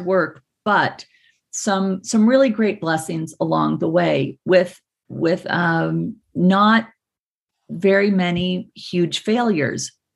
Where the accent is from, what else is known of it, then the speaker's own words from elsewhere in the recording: Provo, Utah, United States; I grew up in Provo, Utah